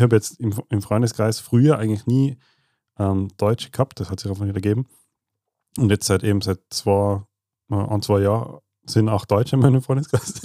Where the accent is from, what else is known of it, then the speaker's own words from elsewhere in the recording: Tyrol, Austria; wir Tiroler